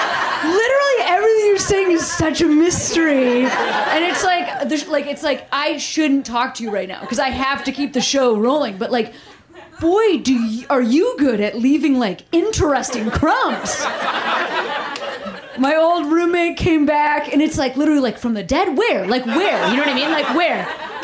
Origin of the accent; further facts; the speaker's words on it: Seattle, Washington, United States; I'm from Seattle.